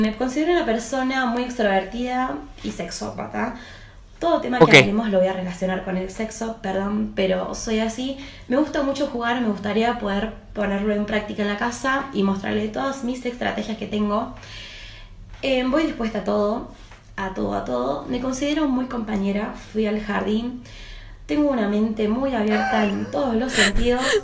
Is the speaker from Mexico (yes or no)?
no; Córdoba, Argentina; soy de Córdoba Capital